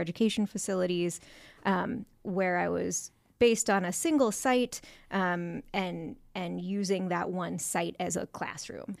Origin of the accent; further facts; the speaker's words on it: San Francisco Bay Area, California, United States; I grew up in the San Francisco Bay Area